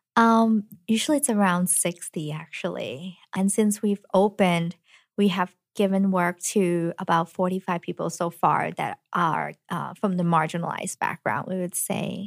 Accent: Hong Kong; now in United States; I was then born in Hong Kong and have gotten this education to allow me to move to the U S, went to M I T

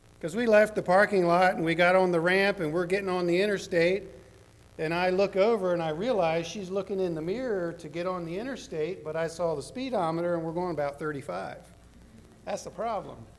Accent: the South, United States; I'm from the South

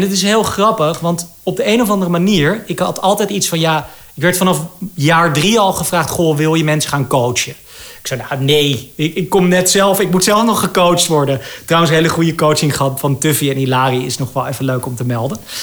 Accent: Amsterdam, North Holland, Netherlands; ik ben natuurlijk opgegroeid in Amsterdam

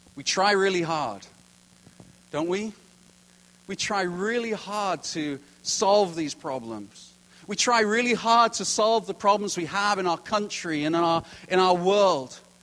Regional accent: United Kingdom; now in Kelowna, Canada; as a Brit

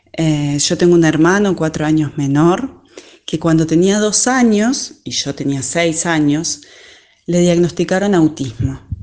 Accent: Uruguay; soy de Uruguay

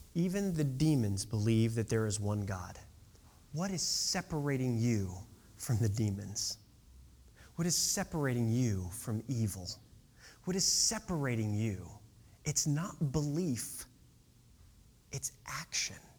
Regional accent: Decatur, Illinois, United States; my hometown of Decatur, Illinois.

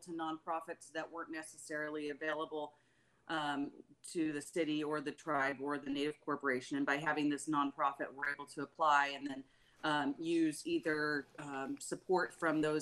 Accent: Old Harbor, Alaska, United States; also born or lived in Kodiak; I live in Kodiak most of the time, but I grew up down here in Old Harbor

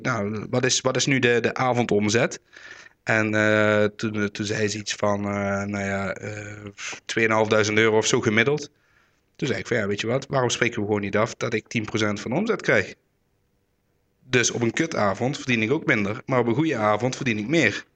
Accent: Roermond, Limburg, Netherlands; ik kom uit Roermond

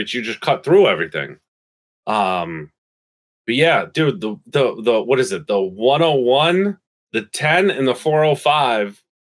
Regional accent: New Paltz, New York, United States; now in New York City, United States; I grew up in a hippie town upstate called New Paltz.

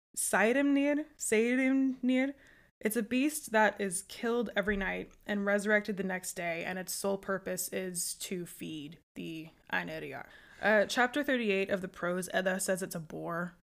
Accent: United States; I'm American

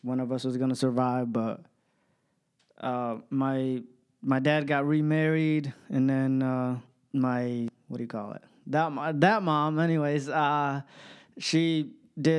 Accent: Ethiopia; moved away; I was born in Ethiopia, in a small village

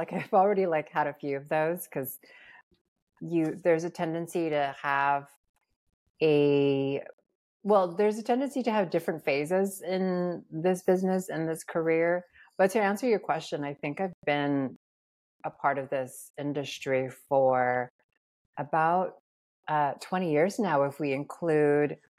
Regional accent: Guam; moved away as an adult; also born or lived in Philippines; now in Los Angeles, United States; I grew up on Guam and I'm from the Philippines

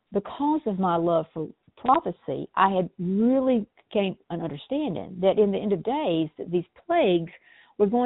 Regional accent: South Georgia, United States; being born and raised in South Georgia

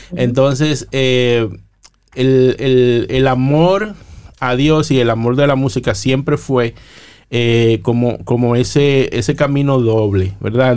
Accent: La Romana, Dominican Republic; moved away as an adult; also born or lived in Boston, United States / Santo Domingo, Dominican Republic; mis compañeros de bachillerato llegaban al colegio a hablar de sus andanzas en las calles de la Romana, yo eh, ya estaba produciendo los jingles de las emisoras de mi pueblo

